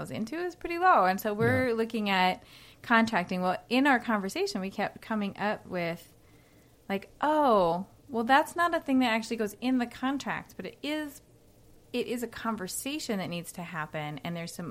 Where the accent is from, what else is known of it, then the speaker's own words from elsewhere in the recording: Minnesota, United States; also born or lived in Australia / New York; I grew up here.